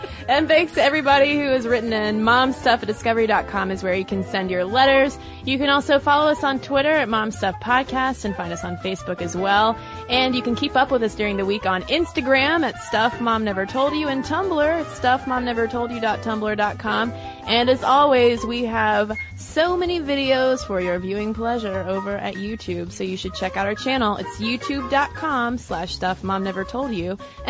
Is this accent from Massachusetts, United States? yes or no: yes; Boston, Massachusetts, United States; because I'm a Bostonian and stereotypically am always on the go.